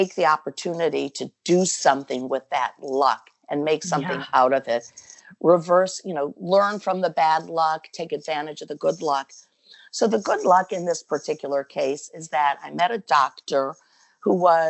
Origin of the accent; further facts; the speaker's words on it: Cleveland, Ohio, United States; moved away as an adult; also born or lived in Philadelphia; I'm from Cleveland, Ohio, originally, a Buckeye